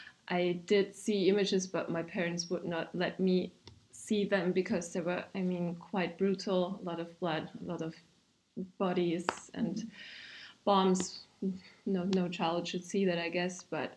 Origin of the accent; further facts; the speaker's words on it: Austria; Well, I'm from Austria